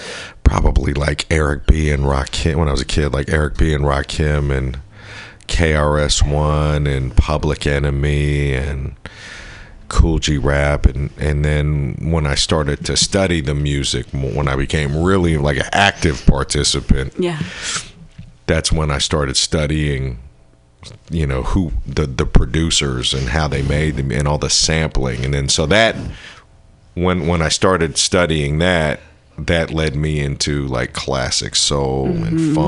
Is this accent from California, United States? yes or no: yes; Berkeley, California, United States; like I said, I grew up in Berkeley, and when I was a kid, they used to actually have movies at the UC Theater